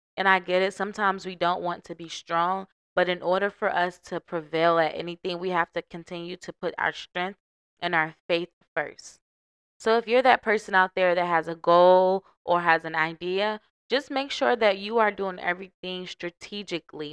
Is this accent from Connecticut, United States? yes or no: no; Norfolk, Virginia, United States; moved away; I am from Norfolk seven five seven